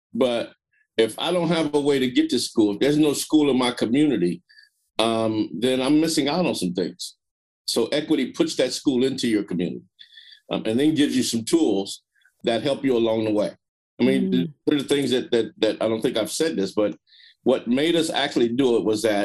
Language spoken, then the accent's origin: English; Marin City, California, United States; I'm from Marin City. I know the community